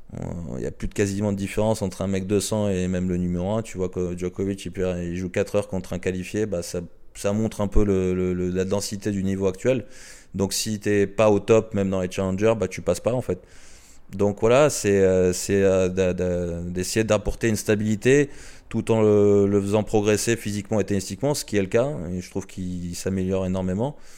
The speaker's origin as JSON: {"language": "French", "country": "France", "said": "en tant que Français"}